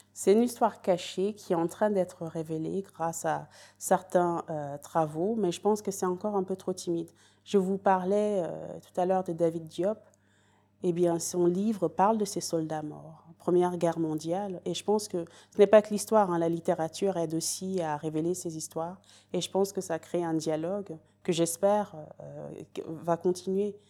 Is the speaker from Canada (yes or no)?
no; Paris, Île-de-France, France; moved away as an adult; also born or lived in Great Britain; now in United Kingdom; j'ai grandi à Paris